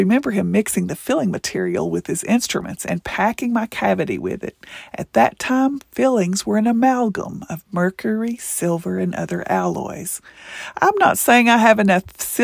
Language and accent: English; Kentucky, United States; Being Appalachian, from Kentucky, naturally blonde, at least I used to be, a woman, and yes, growing up with limited financial resources